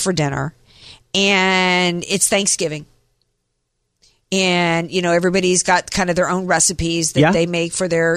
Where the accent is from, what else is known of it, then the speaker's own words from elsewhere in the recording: the South, United States; when I was growing up in the South